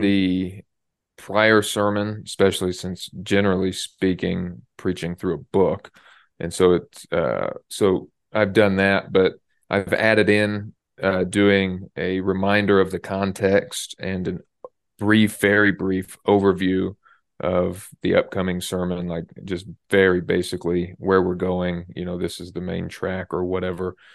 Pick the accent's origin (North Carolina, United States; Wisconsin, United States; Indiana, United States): Indiana, United States; I'm from Indiana, and our basketball team is the Pacers.